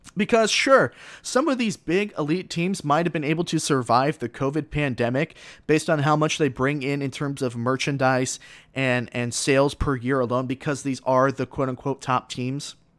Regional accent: South Florida, United States; I was born and raised in South Florida

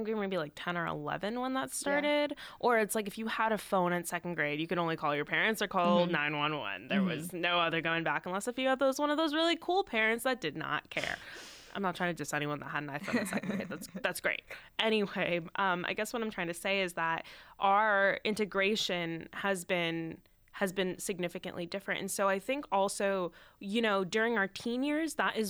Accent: San Francisco, California, United States; moved away as an adult; now in Boston, United States; I grew up in San Francisco, I'm here in Boston now for college.

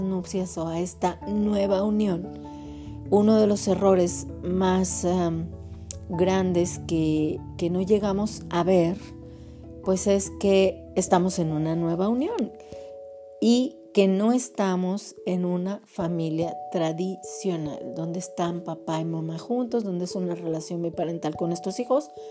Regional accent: Mexico; somos de aquí de México

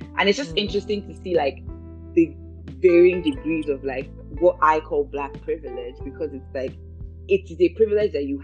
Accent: Nigeria; moved away as an adult; also born or lived in United Kingdom; we grew up in Nigeria, we went abroad, we went to the UK to study for a couple of years

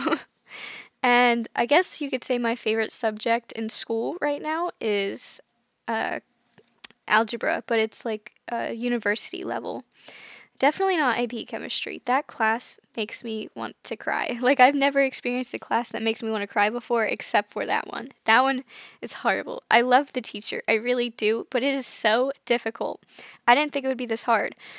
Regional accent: United States; I'm from the United States.

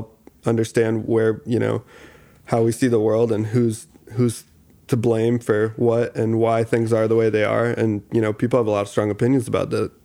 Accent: Grand Rapids, Michigan, United States; also born or lived in Detroit; growing up in Grand Rapids too and the Midwest

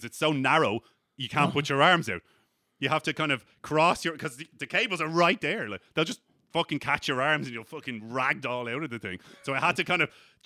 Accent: Ireland; "Hey, where are you from?" And I was like, "Ireland."

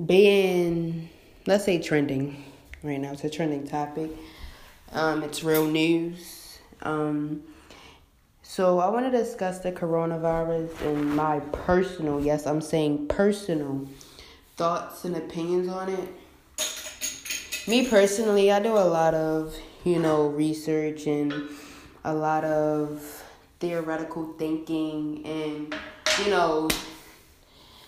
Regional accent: Baltimore, Maryland, United States; I'm from Baltimore, Maryland

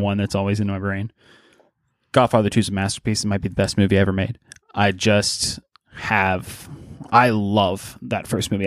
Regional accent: Pittsburgh, Pennsylvania, United States; I'm from Pittsburgh

